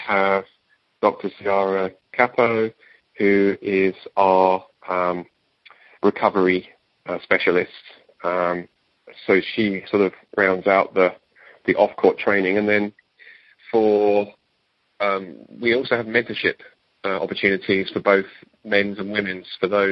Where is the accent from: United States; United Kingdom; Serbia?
United Kingdom; England; moved away; my home country or country of origin, England